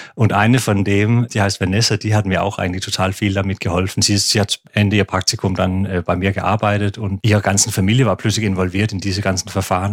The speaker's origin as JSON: {"language": "German", "town": "Aarhus", "region": "Central Denmark Region", "country": "Denmark", "tie": "born or raised there", "also_born_or_lived": "Odense, Denmark / Copenhagen, Denmark", "second_language": "German", "moved": "as an adult", "said": "Also ich bin in Odense geboren, in der Mitte von Dänemark auf Fünen und dann in Aarhus aufgewachsen"}